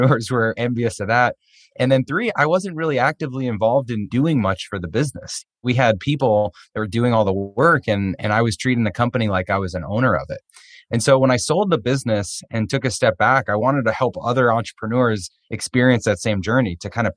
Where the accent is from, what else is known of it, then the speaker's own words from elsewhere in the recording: outside of Boston, Massachusetts, United States; I grew up on the East Coast outside of Boston